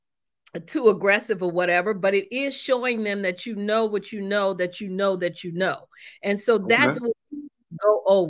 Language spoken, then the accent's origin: English; New Orleans, Louisiana, United States; moved away; I'm originally from New Orleans, Louisiana